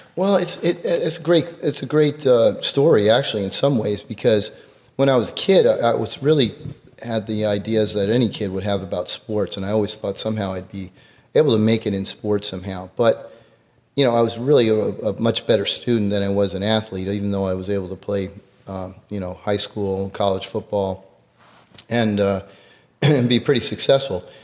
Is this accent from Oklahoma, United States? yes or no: no; Greenwich, Connecticut, United States; now in Houston, United States; I grew up in Greenwich, Connecticut